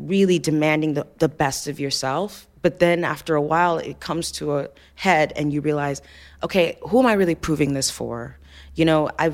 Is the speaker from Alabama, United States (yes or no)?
yes; Alabama, United States; also born or lived in Ife, Nigeria; I was in Alabama